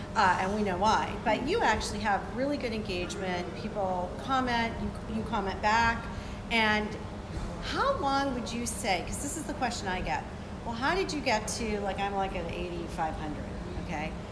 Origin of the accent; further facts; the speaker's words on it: Boca Raton, Florida, United States; We're in Boca Raton, my home, my hometown